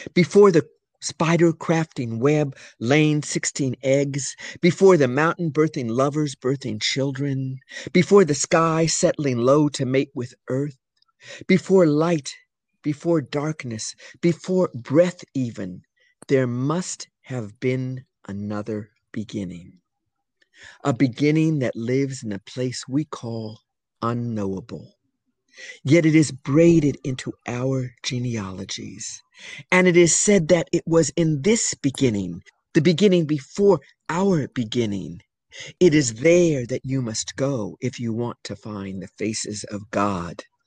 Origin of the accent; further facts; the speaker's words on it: California, United States; moved away; also born or lived in New York City; I'm from California